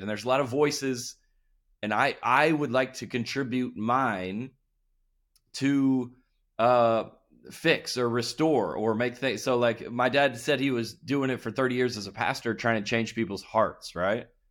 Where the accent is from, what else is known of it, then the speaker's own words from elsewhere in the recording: Lilburn, Georgia, United States; I grew up in Lil Burn, Georgia, which is about an hour north